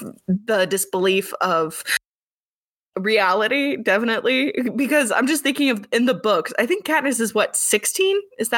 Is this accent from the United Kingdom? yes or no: yes; United Kingdom; I'm British, so this will be fun.